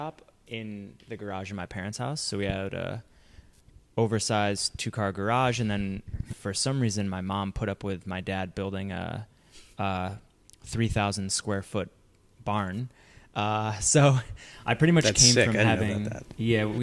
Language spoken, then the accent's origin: English; Rochester, New York, United States; moved away; I'm from Rochester.